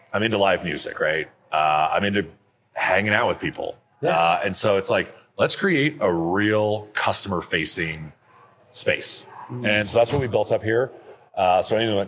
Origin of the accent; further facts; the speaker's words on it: Denver, Colorado, United States; I grew up in Denver